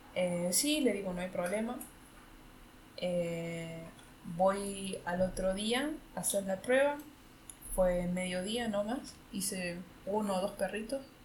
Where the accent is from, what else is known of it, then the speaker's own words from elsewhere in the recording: Córdoba, Argentina; moved away as an adult; now in Berlin, Germany; que soy de Argentina